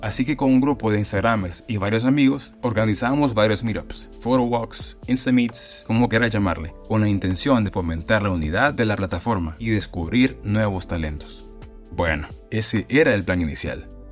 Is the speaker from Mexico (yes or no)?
no; San Pedro Sula, Cortés, Honduras; moved away; also born or lived in Tegucigalpa; Nací en San Pedro Sula